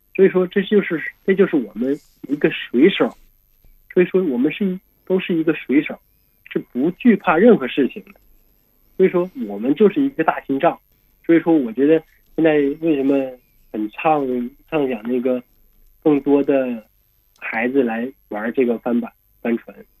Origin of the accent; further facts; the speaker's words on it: Northeast China, China; 因为我是东北人嘛